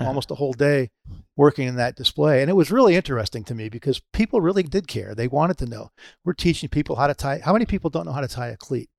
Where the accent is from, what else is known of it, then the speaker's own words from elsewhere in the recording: Pompano Beach, Florida, United States; it's my hometown, uh, Pompano